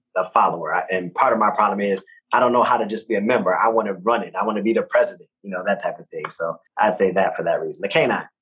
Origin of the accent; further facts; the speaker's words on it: Detroit, Michigan, United States; now in Texas, United States; growing up in Detroit, we, we're not really getting that on the radio, you know, in my hood